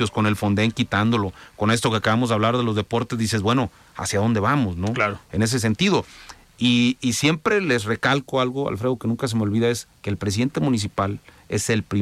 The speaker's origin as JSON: {"language": "Spanish", "country": "Mexico", "said": "Todos somos mexicanos"}